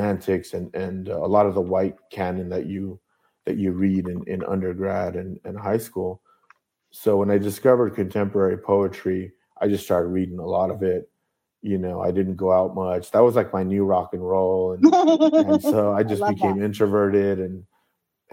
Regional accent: Buena Park, California, United States; moved away as an adult; also born or lived in Anaheim, California / Berkeley, California; I was born in Anaheim, raised in Buena Park

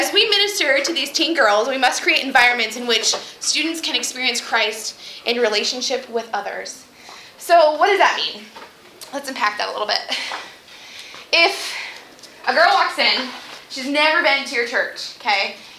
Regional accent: Wadsworth, Ohio, United States; I'm from Wadsworth, Ohio.

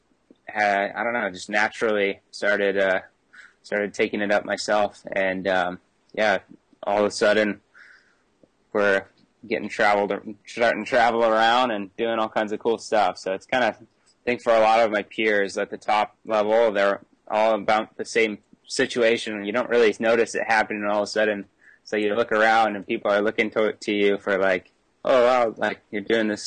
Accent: North Shore, Oahu, Hawaii, United States; growing up on the North Shore, it's pretty standard to just start surfing pretty young

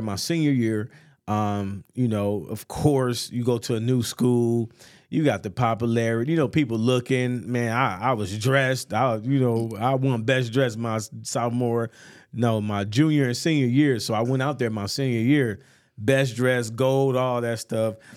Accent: North Chicago, Illinois, United States; also born or lived in Atlanta; born and raised North Chicago, man. Went to North Chicago High School

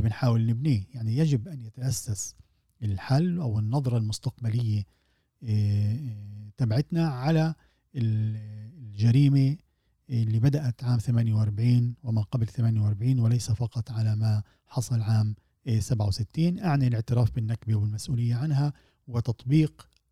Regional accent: Palestine

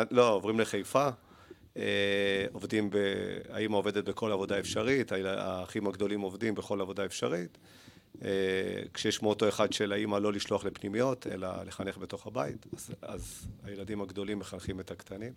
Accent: Haifa, Haifa District, Israel; also born or lived in Argentina / Netanya; גדלתי בארגנטינה, עליתי בגיל שלוש

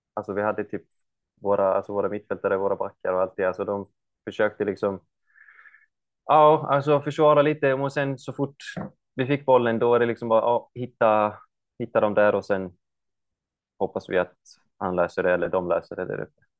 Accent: Iceland; moved away as an adult; also born or lived in United States; now in Norrköping, Sweden; jag kommer ju från Island och stället jag kommer ifrån är ganska typ kan man förklara, alltså nära USA, alltså eh, US eh, Army var ju, hade ett base eh, uppe vid, i min stad

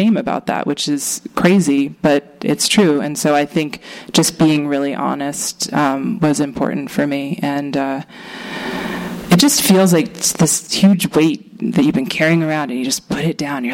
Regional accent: Maine, United States; also born or lived in Boston; now in California, United States; I grew up in a basically a commune in Maine with a handful of other families.

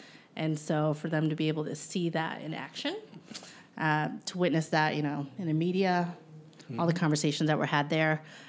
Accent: Chillicothe, Ohio, United States; I'm also from Chillicothe

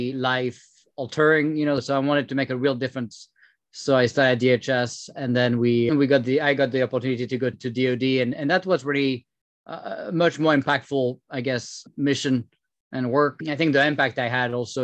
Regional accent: France; accent: French; English is a second language; moved away as an adult; now in United States; I came from France, as you can tell with my French accent, moved here about 12 years ago, became a citizen about 6 years ago

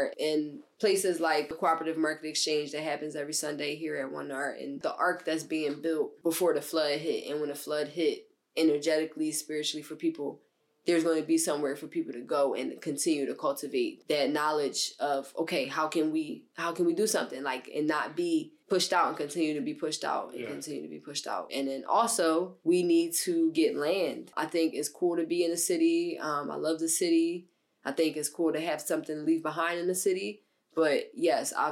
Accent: Philadelphia, Pennsylvania, United States; I'm from West Philly from the age of 1 year old until now, right down the street from where we at right now

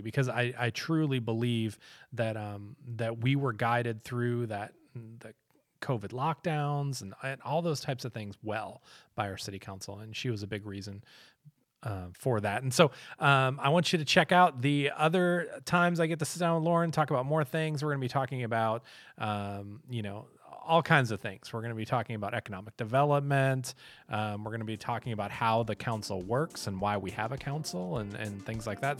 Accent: Minneapolis, Minnesota, United States; also born or lived in Fentress County, Tennessee; now in Cookeville, United States; I'm from Minneapolis, Minnesota.

